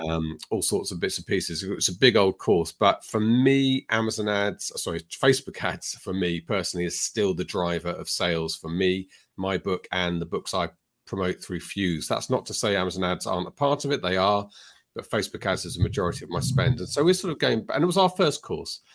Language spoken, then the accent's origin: English; United Kingdom; I'm British.